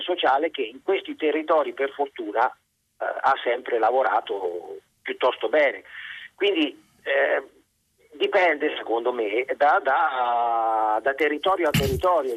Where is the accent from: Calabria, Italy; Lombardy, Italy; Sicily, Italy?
Lombardy, Italy; Milan; now in Gubbio, Italy; io risiedo a Gubbio ma sono milanese